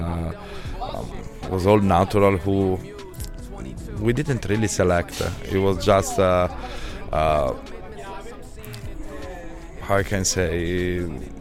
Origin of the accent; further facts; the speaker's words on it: Milan, Lombardy, Italy; accent: Italian; English is a second language; moved away as an adult; now in Ibiza, Spain; I'm living in Ibiza from 12 years, but I come from Milan. I was born in Milan